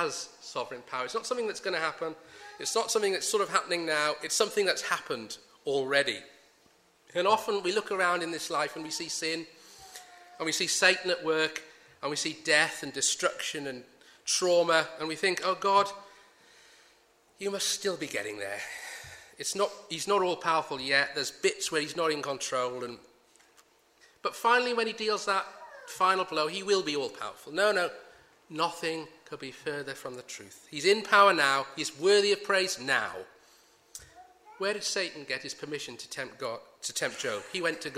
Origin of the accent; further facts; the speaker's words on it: United Kingdom; We're British